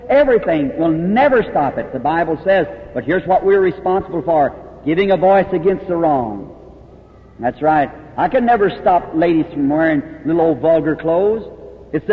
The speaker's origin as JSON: {"language": "English", "country": "United States", "tie": "born or raised there", "said": "Louisville, Kentucky, across from my hometown"}